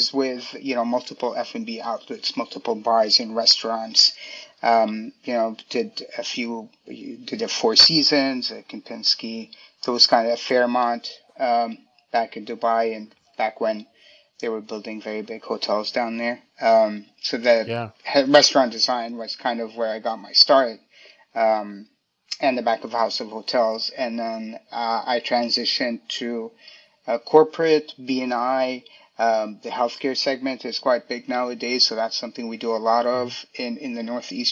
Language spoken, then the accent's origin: English; Indonesia; also born or lived in Switzerland; now in New York, United States; I grew up in Indonesia.